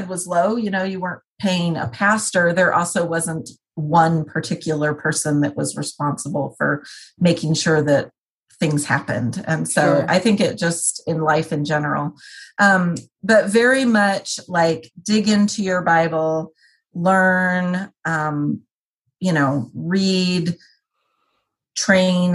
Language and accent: English; New Jersey, United States; I was born in New Jersey.